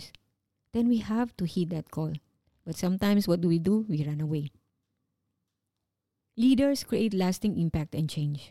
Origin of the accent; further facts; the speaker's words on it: Philippines; moved away as an adult; working as overseas Filipino